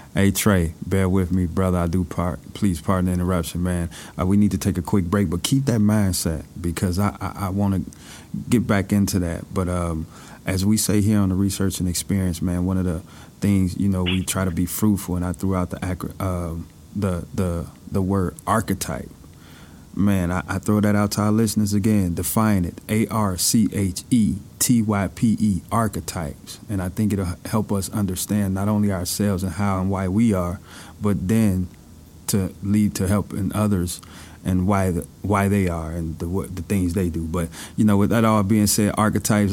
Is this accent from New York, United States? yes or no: no; Chicago, Illinois, United States; growing up in Chicago, you know, I had both of my parents